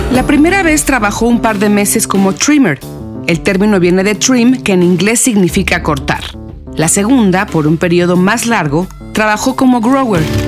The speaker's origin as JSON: {"language": "Spanish", "country": "Mexico", "said": "en nuestro país"}